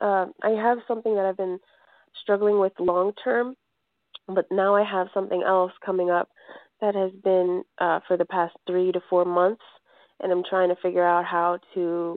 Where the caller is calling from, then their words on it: Colorado, United States; I'm calling from Colorado.